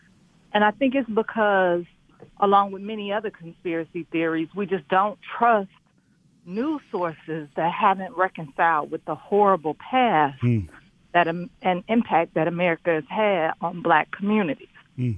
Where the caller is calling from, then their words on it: Detroit, Michigan, United States; I'm calling from Detroit. Mm-hmm. I'm Black.